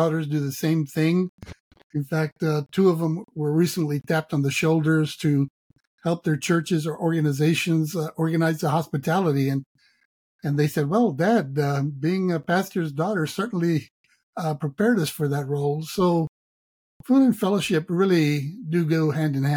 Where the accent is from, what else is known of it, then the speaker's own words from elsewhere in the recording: Laredo, Texas, United States; I was raised in Laredo